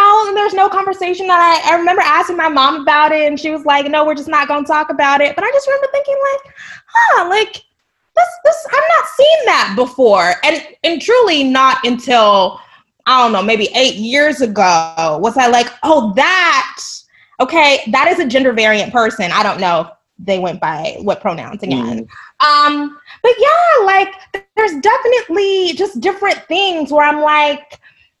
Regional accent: United States; also born or lived in Texas; I'm from Oklahoma and Texas

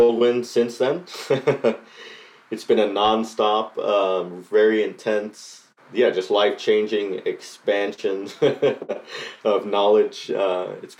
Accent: Costa Rica; now in Nashville, United States; I was born and raised in Costa Rica and moved to Nashville.

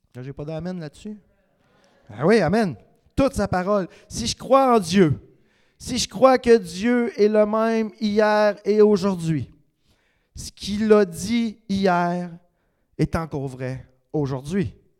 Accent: Quebec, Canada; Je suis un Québécois parce que le reste des Québécois me reconnaissent

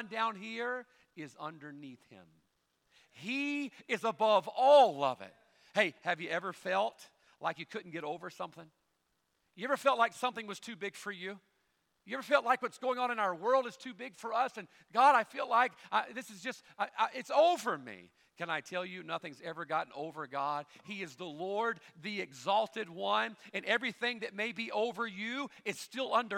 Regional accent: Bible Belt, the South, United States; we grew up here in the South in the Bible Belt

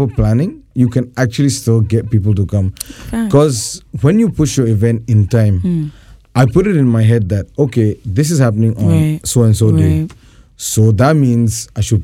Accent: Ghana; I was born here

